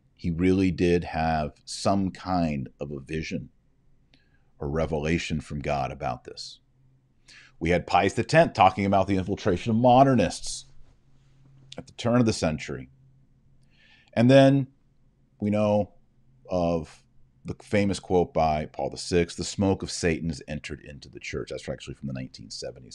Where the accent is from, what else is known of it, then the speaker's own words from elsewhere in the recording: Texas, United States; my limited however many years of Spanish I had when I was in high school in Texas